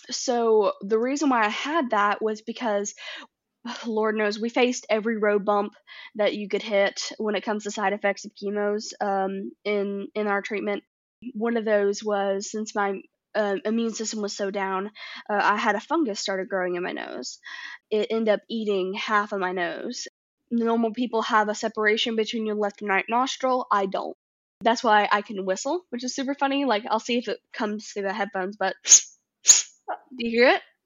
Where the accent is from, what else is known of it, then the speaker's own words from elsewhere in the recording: Nashville, Tennessee, United States; I grew up in Nashville